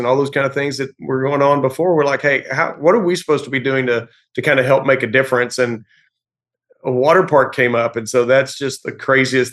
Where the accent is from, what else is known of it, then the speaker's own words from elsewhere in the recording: East Texas, United States; I am from East Texas. Grew up in a small town here and still live pretty close by.